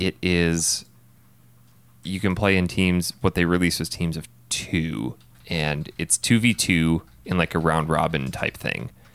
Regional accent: Wisconsin, United States; born or raised there; moved away as an adult; now in Phoenix, United States

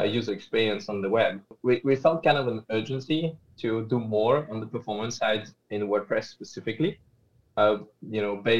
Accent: Geneva, Switzerland; now in Zurich, Switzerland; I'm from Switzerland and originally from Geneva and now based in Zurich

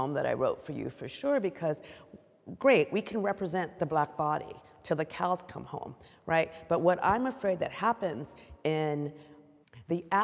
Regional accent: United States; being an American artist

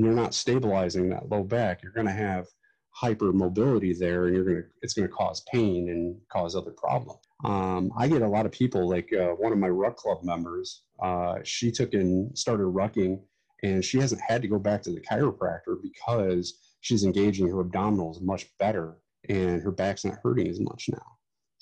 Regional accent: Ohio, United States; here in my hometown

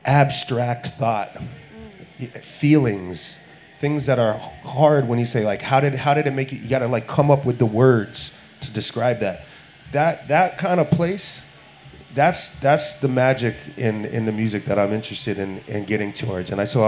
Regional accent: Massachusetts, United States; I grew up in Western Massachusetts.

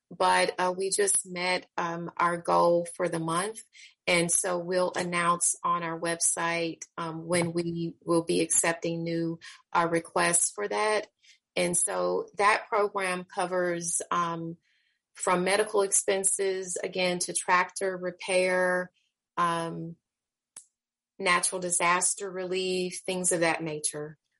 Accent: Kansas City, Missouri, United States; I'm again born and raised in Kansas City, Missouri.

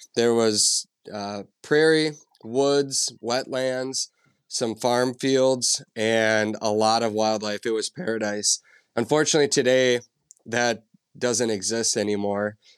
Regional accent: central Minnesota, United States; I grew up in Minnesota, uh, central Minnesota

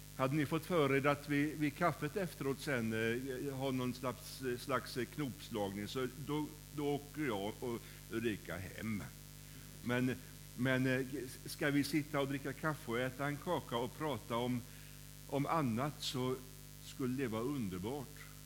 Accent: Kållered, Västra Götaland, Sweden; När jag var, när jag var barn så var jag med i scouterna i SMU, som det hette då, i Kållered, där jag kommer ifrån.

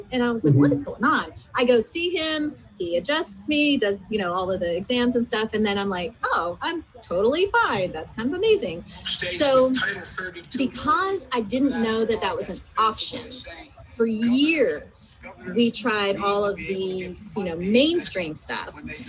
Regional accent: United States; growing up as an American

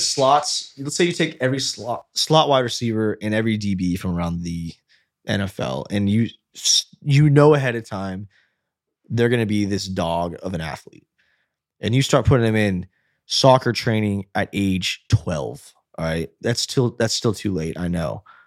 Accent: United States; we're American

